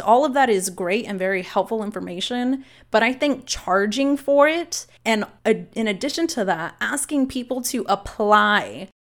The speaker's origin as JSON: {"language": "English", "town": "Austin", "region": "Texas", "country": "United States", "tie": "born or raised there", "said": "I was born here in Austin, and while I, I lived with my mom off of Slaughter in South Austin"}